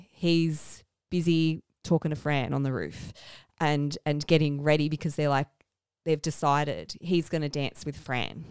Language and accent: English; Melbourne, Victoria, Australia; accent: Australian; we're from the Melbourne suburbs